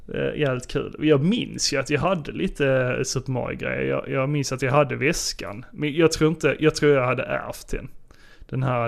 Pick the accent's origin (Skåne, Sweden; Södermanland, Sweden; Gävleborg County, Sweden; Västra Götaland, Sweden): Skåne, Sweden; Sjöbo; moved away; Jag kom ju nyligen hem från eh, Sjöbo. Mm. Där jag eh, besökte mina föräldrar